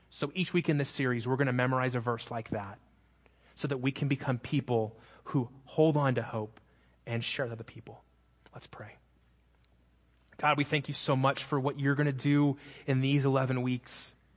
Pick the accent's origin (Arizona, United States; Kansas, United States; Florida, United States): Arizona, United States; Phoenix; moved away; I'm from Phoenix